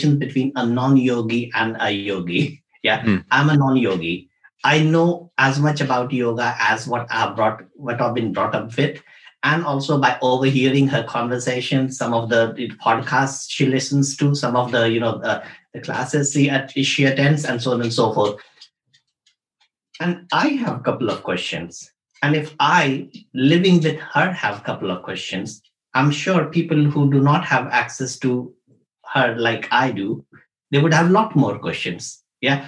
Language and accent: English; India; moved away; we come from India. So we grow up with yoga as a way of life